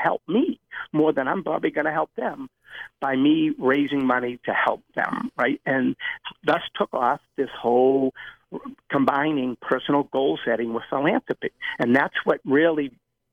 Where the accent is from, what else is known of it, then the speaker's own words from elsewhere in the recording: Medford, Massachusetts, United States; I opened up a running center in my hometown of Medford